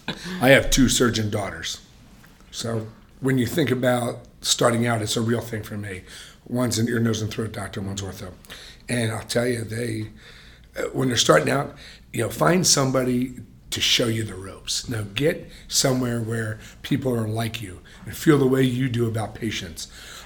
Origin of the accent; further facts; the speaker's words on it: Philadelphia, Pennsylvania, United States; And we've come from towns like I come from Philly.